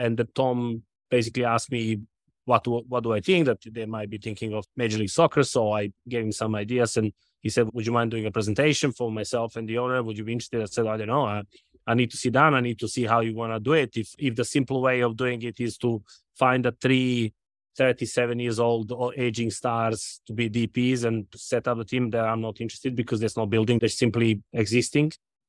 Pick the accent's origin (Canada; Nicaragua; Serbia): Serbia; Belgrade; also born or lived in London; now in Charlotte, United States; I was born in Serbia, Belgrade.